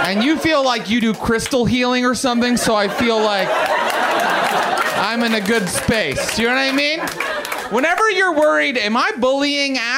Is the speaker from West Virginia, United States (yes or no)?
yes; West Virginia, United States; I'm from West Virginia.